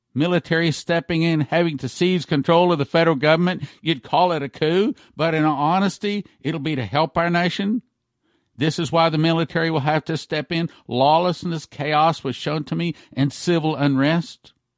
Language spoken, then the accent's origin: English; Texas, United States; as a Texan